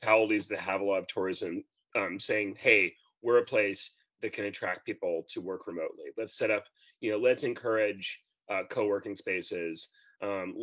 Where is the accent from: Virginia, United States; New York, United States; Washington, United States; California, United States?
New York, United States; moved away as an adult; now in Australia; I'm originally from New York, but I've lived in Australia for 6 years.